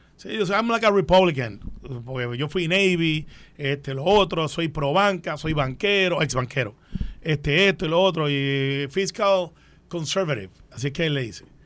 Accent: Puerto Rico; los puertorriqueños que vivimos aquí

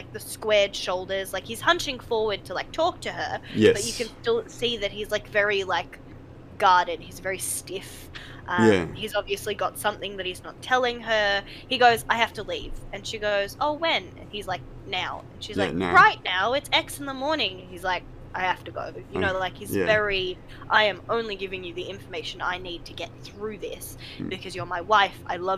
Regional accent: Australia; Like, a lot of Australians who hear me, especially over the phone, don't initially clock me as Aussie.

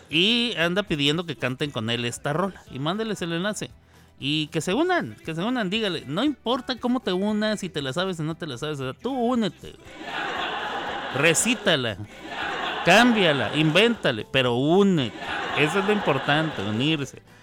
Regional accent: Mexico; los mexicanos

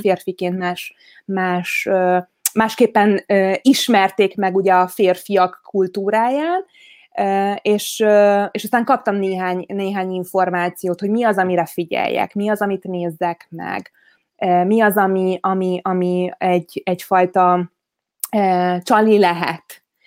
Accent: Veszprém, Veszprém County, Hungary; Veszprémi vagyok, tehát, hogy a Balaton mellett nőttem fel

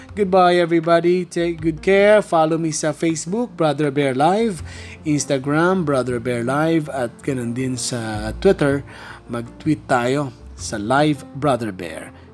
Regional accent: Bicol Region, Philippines; now in Metro Manila, Philippines; taga Bicol ako

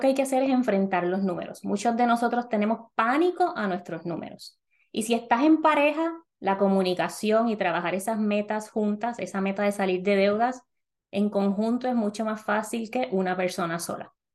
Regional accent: Puerto Rico; moved away as an adult; now in North Carolina, United States; las personas en Puerto Rico somos ciudadanos americanos, así que mudarnos a Estados Unidos no tiene ninguna implicación de papeles ni nada de eso

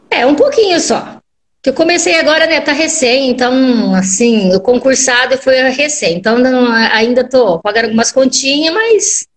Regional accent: Arapongas, Paraná, Brazil; Eu sou de Arapongas, Paraná

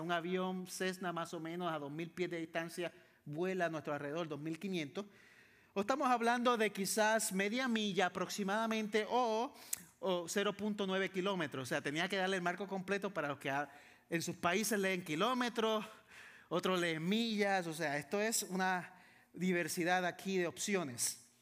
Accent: San Juan, Puerto Rico; Yo soy de Puerto Rico Vivo, crecí, nací en San Juan, Puerto Rico, la capital.

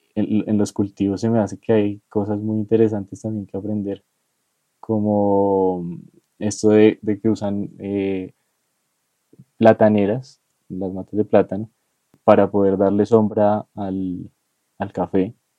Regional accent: Bogotá, Colombia; los rolos somos troncos

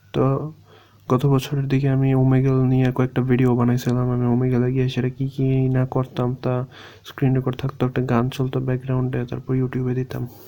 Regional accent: Bangladesh; আমি বলছি বাংলাদেশি

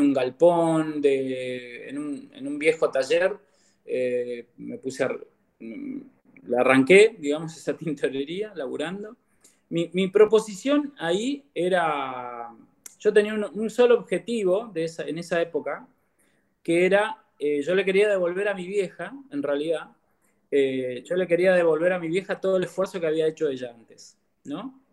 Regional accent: Comodoro Rivadavia, Chubut, Argentina; also born or lived in El Bolsón, Río Negro; nacido en el Bolsón y viví en el Bolsón hasta mis ocho años. Eh, luego me vine para, Comodoro

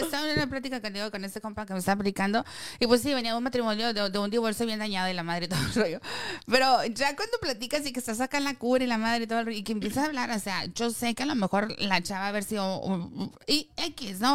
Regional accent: Sonora, Mexico; nosotros estamos muy acostumbrados, te digo, en, en, el, en, Sonora, estamos muy acostumbrados a saludar de beso

